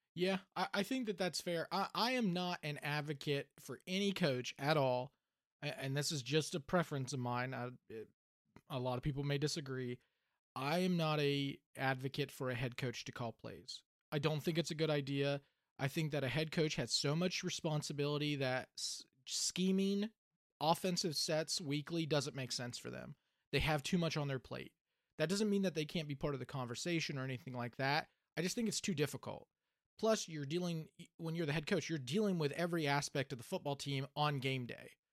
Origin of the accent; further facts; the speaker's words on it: Clarksburg, West Virginia, United States; I was born in Clarksburg